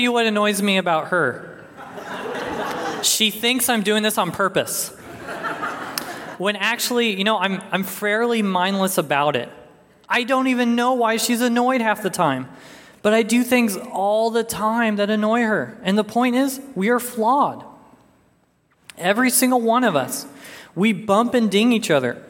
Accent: Arizona, United States; moved away; I'm originally from Arizona

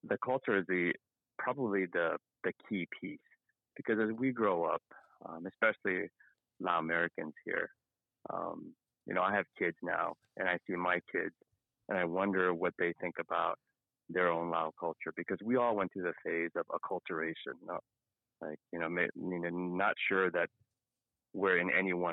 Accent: Luang Prabang, Luang Prabang Province, Laos; moved away; I'm a refugee from Laos um เป็นคนอ่อเป็นคนมุงหลวง so i'm from long p r a b a n g and i came to this country in the early u right around 1980

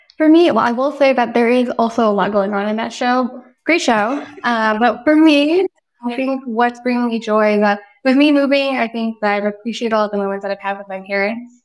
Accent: Daly City, California, United States; born and raised in Daly City, but based in Mount Peters

